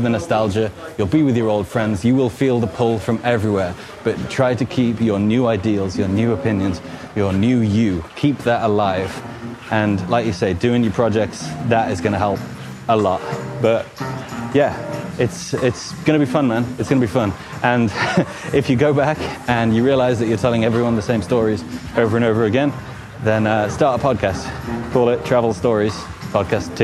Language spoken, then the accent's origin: English; Newport, West Midlands, United Kingdom; moved away as an adult; also born or lived in Nottingham / Coventry / Australia; Newport, actually, and it's next to kind of half an hour from Wolverhampton